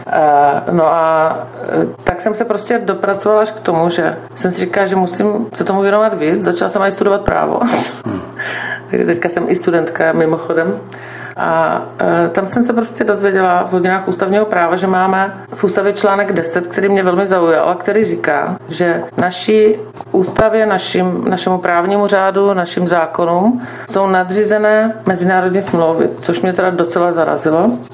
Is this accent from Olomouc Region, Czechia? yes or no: no; Brno, South Moravian Region, Czechia; v Brně eh, jsem se narodila, vystudovala, žiju, mám, mám zde rodinu